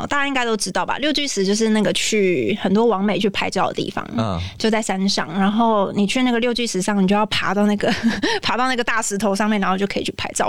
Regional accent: Taipei, Taiwan; 我就是在那边出生长大的，

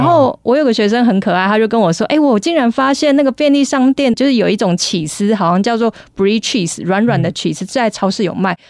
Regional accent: Taiwan; 我们台湾人

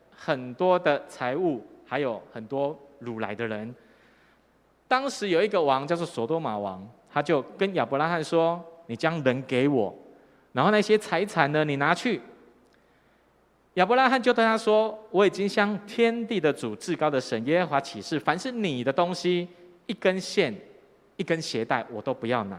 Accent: Tainan, Taiwan; moved away; also born or lived in northern Taiwan; 我的故乡台南，哈，有一间很有名的学校，这间大学叫做成功大学，叫成大

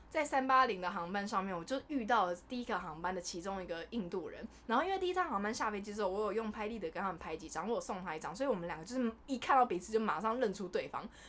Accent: Taiwan; 我是台湾人

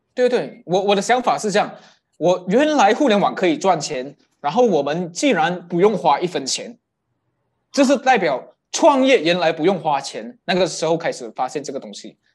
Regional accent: Kelantan, Malaysia; moved away; 我的家乡在一个吉兰，叫做吉兰丹

